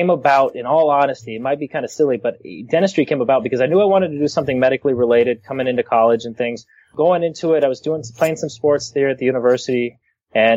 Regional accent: Texas, United States; also born or lived in Arizona; now in Tucson, United States; I grew up in Texas before moving out here to Arizona. So I spent 12 or 13 years in Texas.

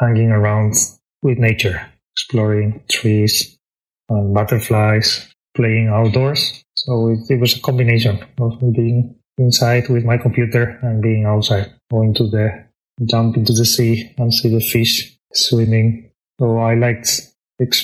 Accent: Spain; moved away as an adult; now in Tokyo, Japan; I am originally from Spain. I was raised in a very countryside place

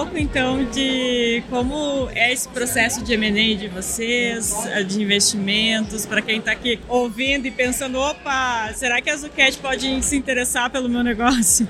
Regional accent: Rio Grande do Sul, Brazil; eu nasci no Rio Grande do Sul

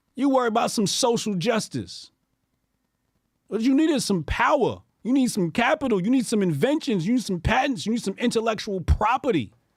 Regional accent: United States; being born in America

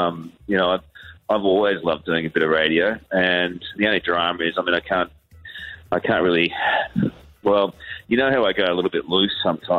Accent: Brisbane, Queensland, Australia; moved away; I'm from Brisbane, Capalaba originally

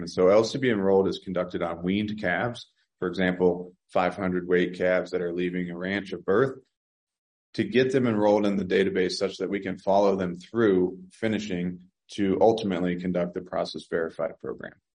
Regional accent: Virginia, United States; I grew up in Virginia

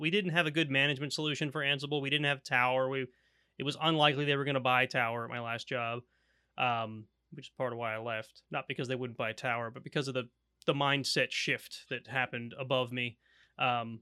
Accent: Pennsylvania, United States; I've always living in Pennsylvania my whole life

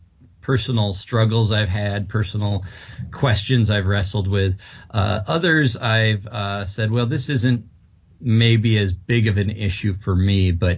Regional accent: Madison, Wisconsin, United States; born there; That's correct, yes. I was born in Madison.

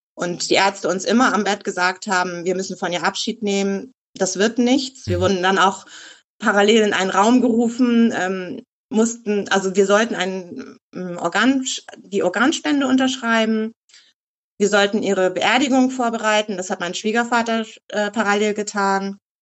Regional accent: Eckernförde, Schleswig-Holstein, Germany; moved away as an adult; also born or lived in Hamburg / Costa Rica / Czech Republic; ich komme aus Eckernförde, obwohl ich hier nicht geboren bin. Ich bin so seit meinem dritten, vierten Lebenstag dann in Eckernförde auch angekommen.

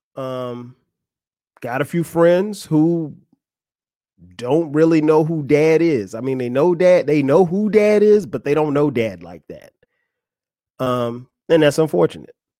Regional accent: Florence, South Carolina, United States; moved away as an adult; now in Atlanta, United States; that's my hometown, Florence, South Carolina

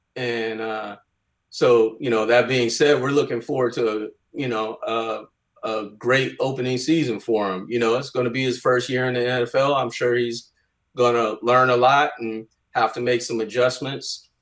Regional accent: Bay Area, California, United States; growing up in the Bay Area

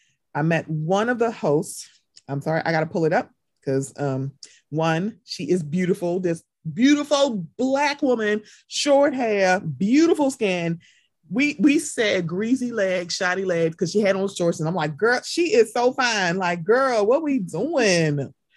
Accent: Baltimore, Maryland, United States; I'm from Baltimore. I'm used to walking.

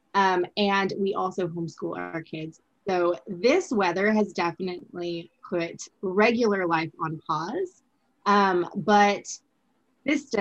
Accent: Southern California, United States; I grew up in the Southern California earthquake territory

